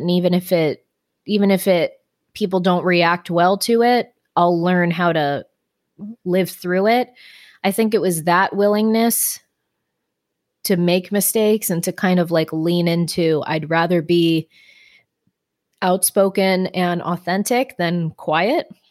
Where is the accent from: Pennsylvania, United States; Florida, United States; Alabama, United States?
Florida, United States; Growing up in Florida